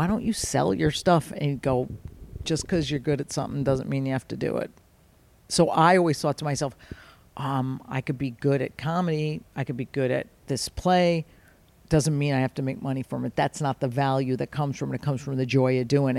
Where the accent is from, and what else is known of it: Fairfield, Connecticut, United States; born or raised there